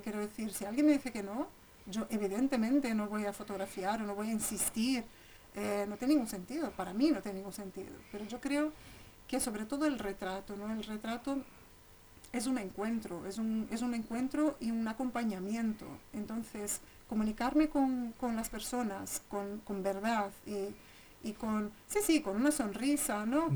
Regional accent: São Paulo, Brazil; moved away as an adult; now in Segovia, Spain; crecí ahí, salí de Sao Paulo con 30 años, pero estuve toda, toda mi infancia

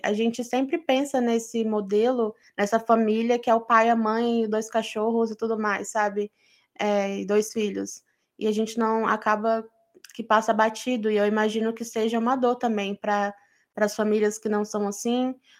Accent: Brazil; Eu sou brasileira.

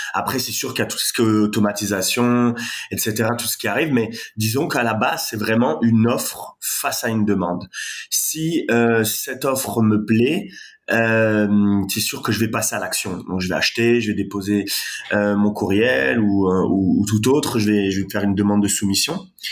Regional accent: France; accent: French; moved away as an adult; now in Montreal, Canada; comme vous pouvez l'entendre à mon accent, je suis français

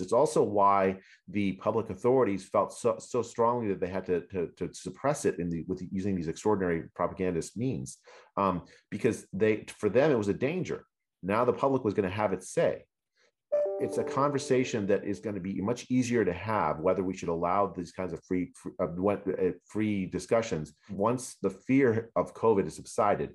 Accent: United States; as an American

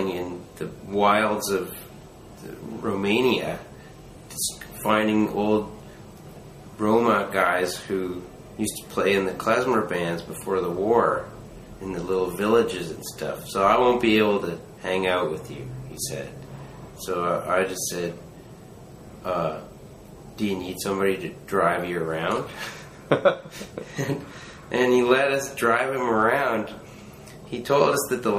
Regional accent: Vancouver, British Columbia, Canada; I'm from Vancouver. It's my hometown

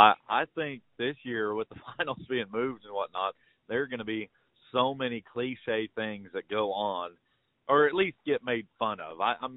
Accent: Lakin, Kansas, United States; now in Stillwater, United States; I'm originally from Lakin, Kansas, currently residing in Stillwater, Oklahoma.

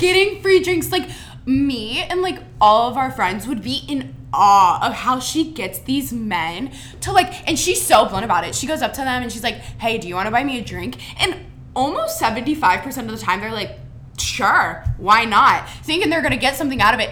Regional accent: Mason, Ohio, United States; I'm from Cincinnati, Ohio, Mason to be precise, 30 minutes north of Xavier.

